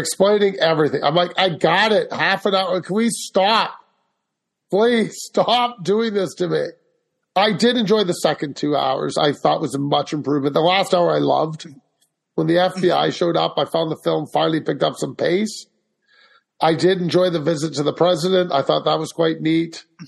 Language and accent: English; Canada; Being Canadian